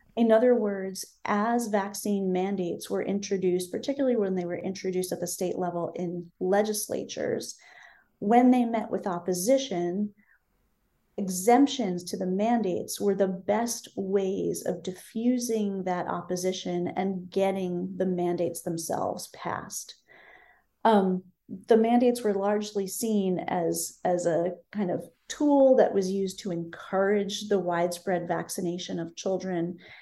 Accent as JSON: {"language": "English", "town": "Berkeley", "region": "California", "country": "United States", "tie": "born or raised there", "said": "my hometown of Berkeley, California"}